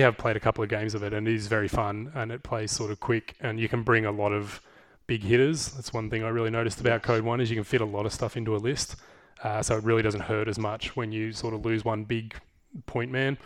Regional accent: Geelong, Victoria, Australia; I grew up in Geelong. I've been here most of my life.

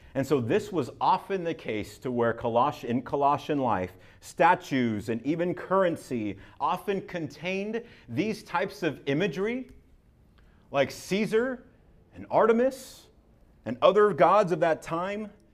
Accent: Southern California, United States; I'm from Southern California

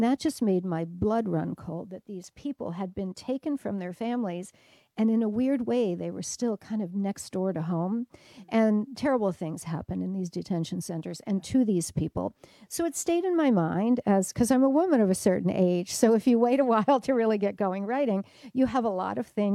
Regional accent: Detroit, Michigan, United States; I'm from Detroit

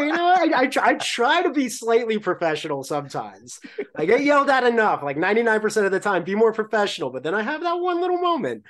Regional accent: Long Island, New York, United States; I grew up on Long Island

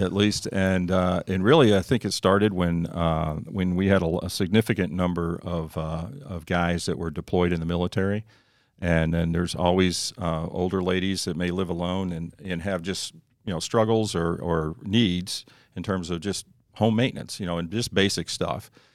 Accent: Northeast, United States; moved away; I grew up in the Northeast

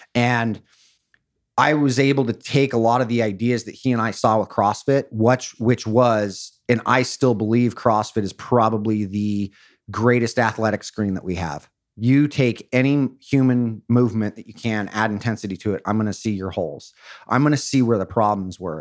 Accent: Newport Beach, California, United States; I grew up in Or-, in Orange County in Newport Beach

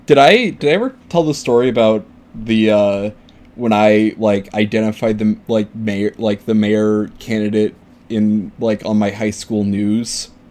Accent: St. Paul, Minnesota, United States; I'm from St. Paul, Minnesota

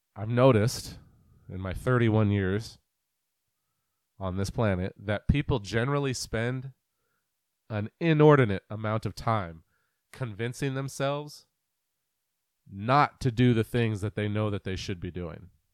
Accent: Greater Puget Sound area, Western Washington, United States; also born or lived in Pennsylvania / Iowa / New Jersey; I was born and raised here in Western Washington, uh, in the Greater Puget Sound area

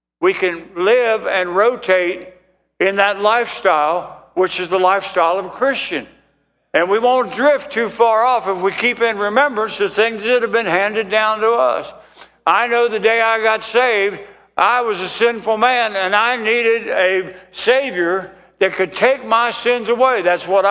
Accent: United States; I was born in the United States. I'm an American

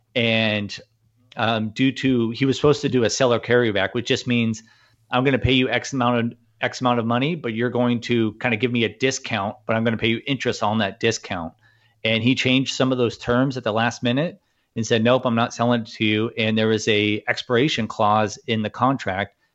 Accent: Newport Beach, California, United States; born or raised there

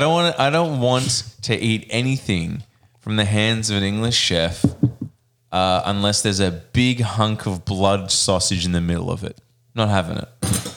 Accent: Maine, United States; I'm from Maine and we put tomato squash on everything.

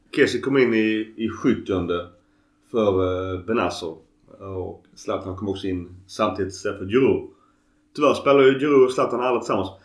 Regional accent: Skåne, Sweden; accent: Scanian (skånska); min skånska är nog grötigare än, eh, än vanligt

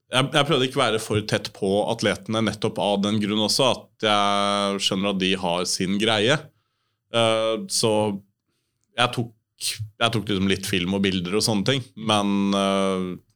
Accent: Oslo, Norway; jeg vokste opp på Hovseter

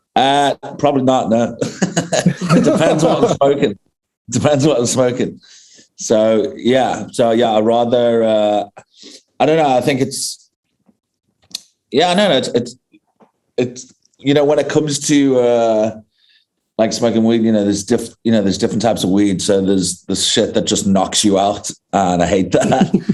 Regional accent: England, United Kingdom; now in South Africa; I grew up in I grew up in England

